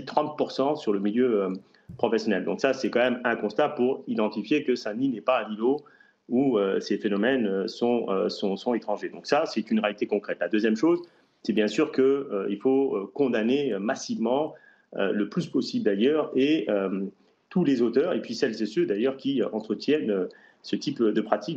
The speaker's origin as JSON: {"language": "French", "town": "Saint-Denis", "region": "Île-de-France", "country": "France", "tie": "born or raised there", "said": "je suis un enfant de Saint-Denis et j'ai grandi à Saint-Denis"}